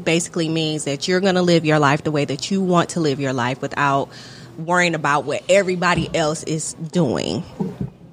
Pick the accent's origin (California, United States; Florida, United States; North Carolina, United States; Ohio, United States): Ohio, United States; Toledo; moved away as an adult; also born or lived in Philadelphia; now in Atlanta, United States; I'm from Toledo, Ohio, which is about, it's right on the Michigan border